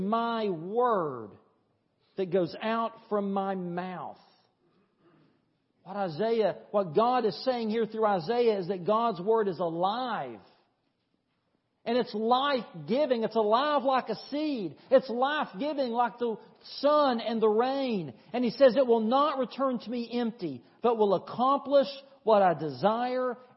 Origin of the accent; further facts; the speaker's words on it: East Tennessee, United States; now in Thomson, United States; the little country church I grew up at in East Tennessee